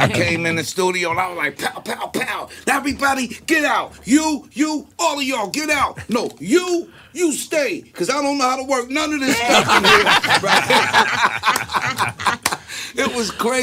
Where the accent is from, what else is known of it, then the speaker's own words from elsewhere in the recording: Freeport, New York, United States; moved away as an adult; also born or lived in Roosevelt, Long Island / Bronx, New York / West Coast; I'm from Freeport and Roosevelt, Long Island. I lived in the Bronx for 14 years, you know, before I went out to the West Coast